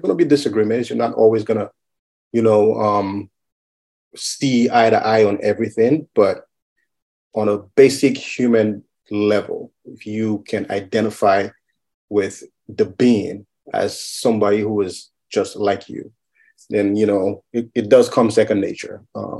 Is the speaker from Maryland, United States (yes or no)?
no; Madison, Wisconsin, United States; born there; I am Nigerian American. I was born in Madison, Wisconsin. My parents came to the U.S. in 1980.